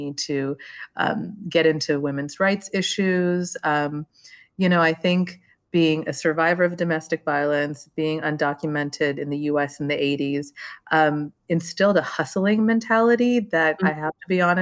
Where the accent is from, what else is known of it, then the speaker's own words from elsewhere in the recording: Los Angeles, California, United States; also born or lived in Sri Lanka; now in New York, United States; I grew up in the San Fernando Valley